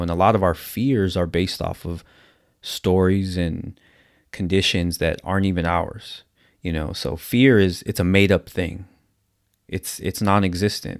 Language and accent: English; San Diego, California, United States; I'm from San Diego, California